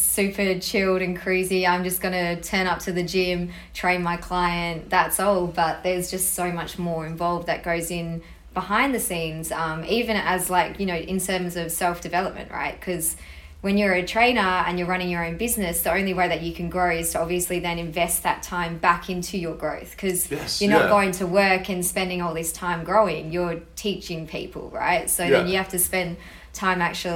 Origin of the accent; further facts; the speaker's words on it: Perth, Western Australia, Australia; I was born in Australia, born in Perth actually, lived here my whole life.